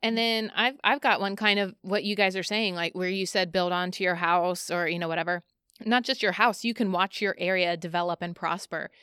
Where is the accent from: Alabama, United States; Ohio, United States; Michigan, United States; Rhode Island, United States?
Ohio, United States; Columbus; I was born and raised here in Columbus, Ohio, been here my whole life